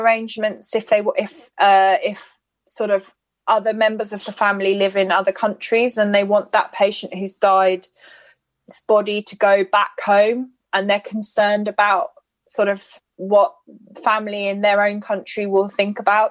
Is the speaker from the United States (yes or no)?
no; United Kingdom; I'm white British